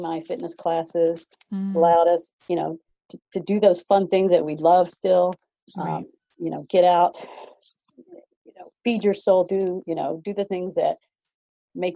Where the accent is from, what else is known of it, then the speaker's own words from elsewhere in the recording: the South, United States; I'm from the South